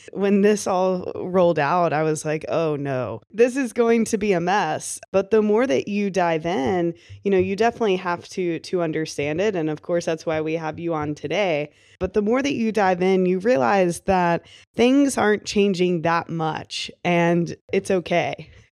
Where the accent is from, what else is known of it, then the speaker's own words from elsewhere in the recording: Kentucky, United States; I was from Kentucky